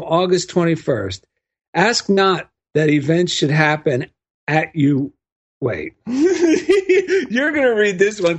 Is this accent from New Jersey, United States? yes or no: yes; New Jersey, United States; now in Culver City, United States; I'm from New Jersey.